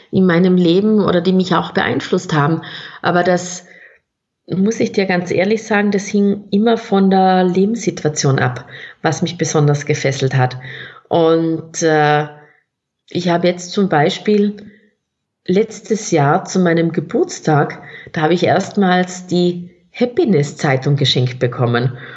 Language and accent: German; South Tyrol, Italy; accent: South Tyrolean; Ich hoffe, es haben alle meinen Südtiroler Dialekt verstanden